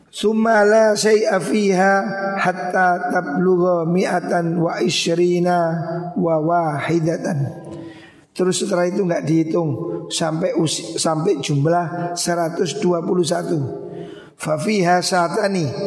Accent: Indonesia; Kita di Indonesia

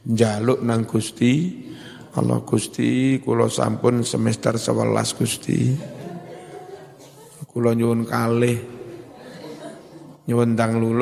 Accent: Blitar, East Java, Indonesia; Saya orang Blitar.

